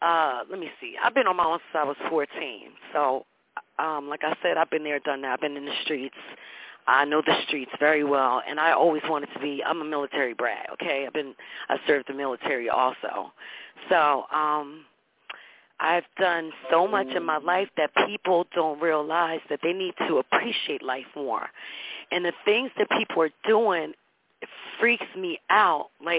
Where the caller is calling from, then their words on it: Florida, United States; I'm calling from Florida. I've been all around the world.